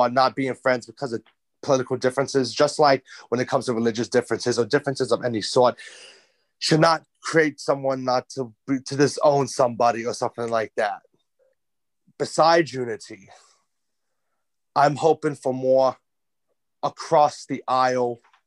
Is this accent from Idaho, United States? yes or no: no; New York, United States; accent: New York; I'm a New Yorker